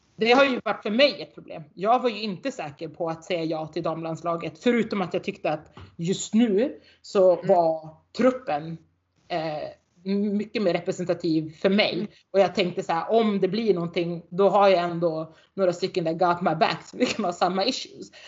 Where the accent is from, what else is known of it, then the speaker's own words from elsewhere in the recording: Norrland, Sweden; accent: Norrländska; här uppe så brer jag på min norrländska